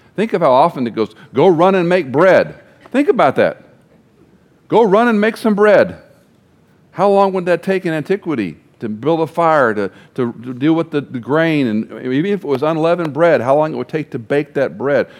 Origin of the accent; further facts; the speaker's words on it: Texas, United States; growing up in Texas